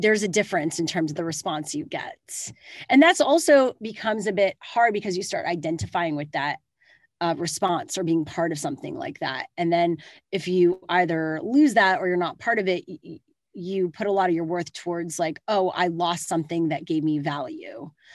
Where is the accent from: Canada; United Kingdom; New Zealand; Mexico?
Canada; now in California, United States; I live in California now, but I am Canadian.